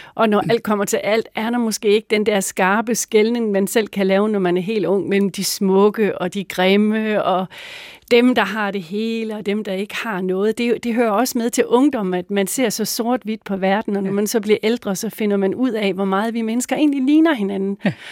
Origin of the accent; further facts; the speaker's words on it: Mors, North Denmark Region, Denmark; Jeg voksede op på Mors